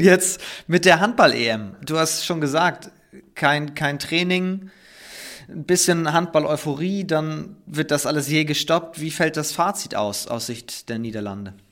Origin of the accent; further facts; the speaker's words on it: Northern Germany, Germany; ich komme ja aus Norddeutschland